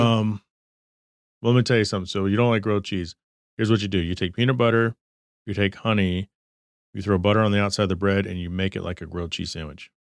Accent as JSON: {"language": "English", "region": "Texas", "country": "United States", "tie": "born or raised there", "also_born_or_lived": "Michigan", "moved": "yes", "lives_now": "Arizona, United States", "said": "I grew up in Texas"}